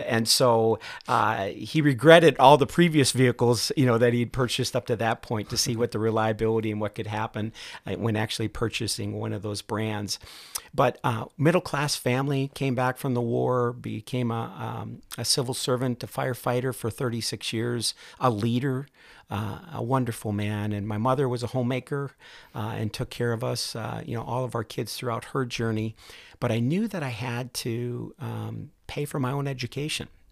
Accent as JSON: {"language": "English", "town": "Duluth", "region": "Minnesota", "country": "United States", "tie": "born or raised there", "said": "I grew up in Duluth, Minnesota"}